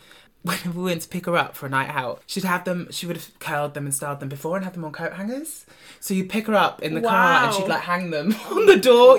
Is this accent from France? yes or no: no; England, United Kingdom; I am the English rose between two Scottish thistles.